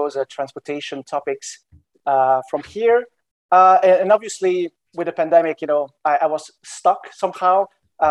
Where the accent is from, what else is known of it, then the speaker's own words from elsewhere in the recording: Brussels, Brussels-Capital Region, Belgium; moved away as an adult; now in Washington, D.C., United States; I'm from Belgium originally. My name is in South Belgium. I have Balkanic roots, you know, Western Balkans, but I was born in Brussels.